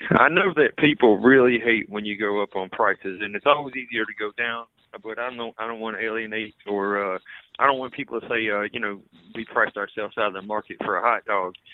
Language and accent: English; Louisiana, United States; now in Mississippi, United States; we're originally from Louisiana